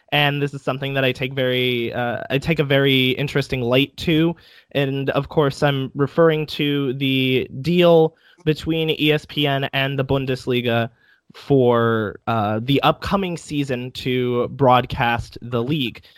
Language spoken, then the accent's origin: English; United States; being an American